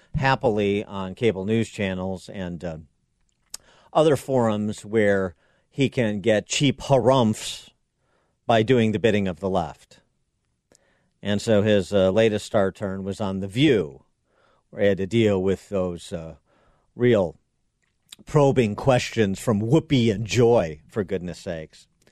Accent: Illinois, United States; my home state of Illinois

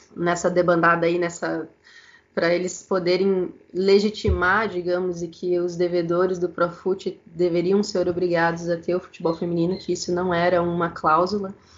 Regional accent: Santa Catarina, Brazil; also born or lived in Chapecó / United States; Eu sou de Santa Catarina

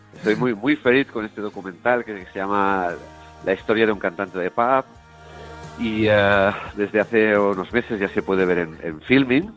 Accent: Terrassa, Catalonia, Spain; mi ciudad natal, en Tarrasa

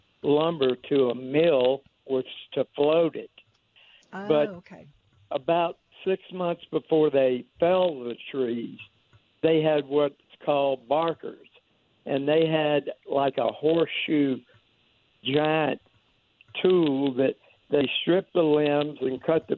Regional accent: Bogalusa, Louisiana, United States; moved away; I'm originally from Bogalusa.

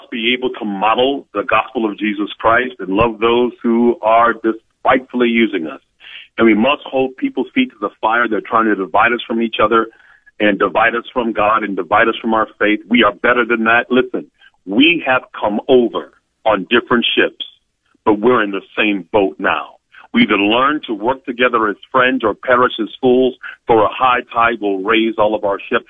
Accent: Cleveland, Ohio, United States; I love my hometown. Cleveland

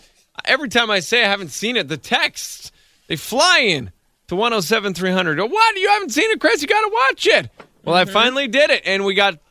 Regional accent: Chilliwack, British Columbia, Canada; I was born in Chilliwack, but immediately, because I couldn't breathe, was taken by ambulance to Children's Hospital in Vancouver.

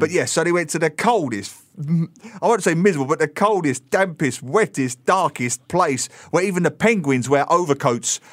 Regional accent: England, United Kingdom; moved away; also born or lived in Melbourne, Australia; I grew up in England

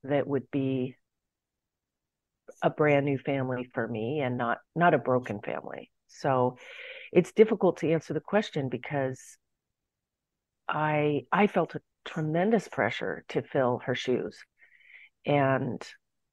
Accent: San Francisco, California, United States; I was born in San Francisco

